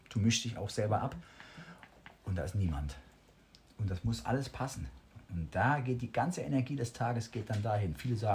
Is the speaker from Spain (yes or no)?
yes; Balearic Islands, Spain; Das ist hier die Nordostecke Calaratiada und Calamio, das ist meine Heimat.